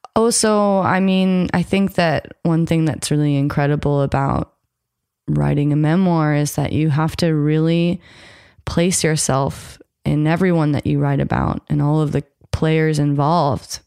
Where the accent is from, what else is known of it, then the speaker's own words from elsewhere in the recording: United States; I grew up American, I'm half white, I have all of the entitlement that comes with being American